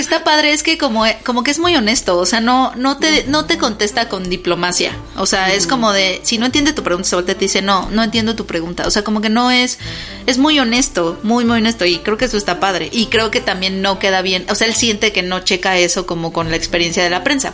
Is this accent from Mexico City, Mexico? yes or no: yes; Mexico City, Mexico; De la Ciudad de México